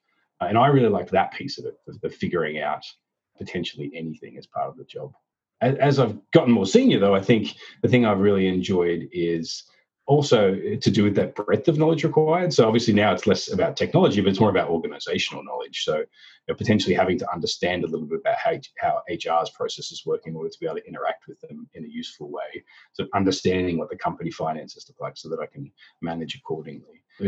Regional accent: Australia; accent: Australian; now in United States; You'll hear that I've managed to lose all of my Australian accent, and I guess I've lost the ability to remember how to say my job title as well.

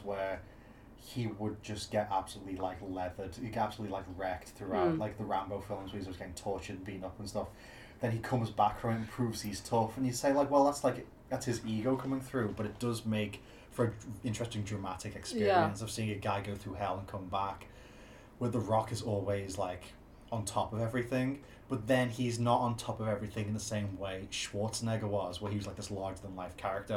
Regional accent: United Kingdom; I'm British

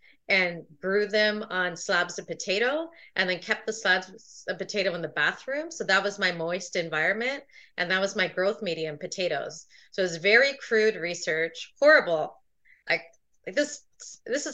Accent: Toronto, Ontario, Canada; I was born in Toronto, Ontario

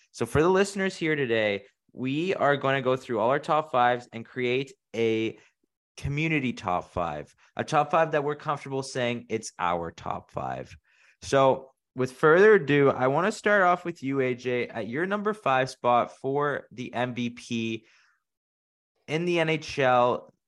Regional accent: Canada; we are from Canada

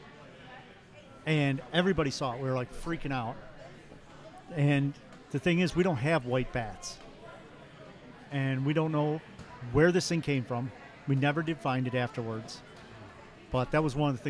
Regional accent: Toledo, Ohio, United States; I'm from Toledo, Ohio.

